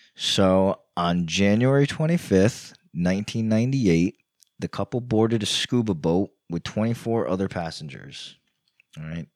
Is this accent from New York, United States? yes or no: yes; New York, United States; moved away; also born or lived in Virginia / Florida; I grew up in New York